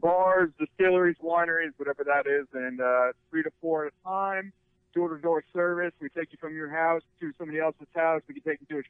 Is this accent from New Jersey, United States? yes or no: yes; Roxbury, New Jersey, United States; but I'm from Roxbury, but we have a partner of mine that's from Marstown, so we say we're from Marstown, because that's the nearest closest city, so that's what we say. But yeah, I did grow up in Roxbury.